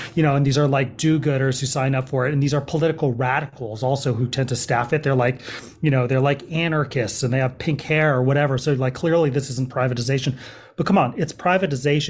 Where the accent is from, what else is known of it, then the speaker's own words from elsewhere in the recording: Berkeley, California, United States; moved away as an adult; also born or lived in Oakland / Los Angeles / New York City / East Coast; I grew up in the Bay Area, um, so this is home in terms of, um, terms of my childhood, um, I grew up in Berkeley